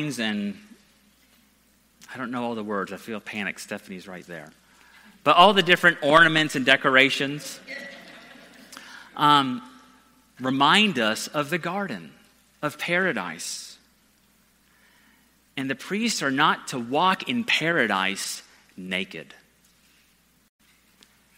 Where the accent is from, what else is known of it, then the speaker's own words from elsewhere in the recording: Georgia, United States; also born or lived in San Diego, California; I grew up in San Diego the first 8 years of my life, and my parents were used to ministers who would wear flip-flops and Hawaiian shirts. Then we moved to Georgia